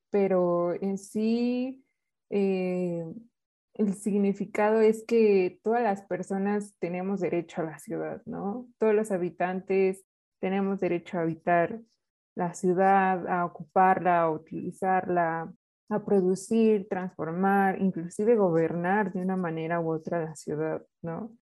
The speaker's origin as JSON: {"language": "Spanish", "town": "Otzolotepec", "region": "State of Mexico", "country": "Mexico", "said": "No, yo soy del municipio de Otzolotepec."}